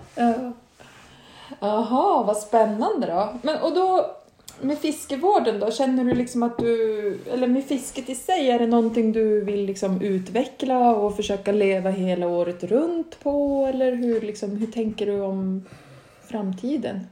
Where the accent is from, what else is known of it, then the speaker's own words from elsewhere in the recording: Stockholm, Stockholm County, Sweden; now in Norrland, Sweden; jag är ju uppväxt i Stockholm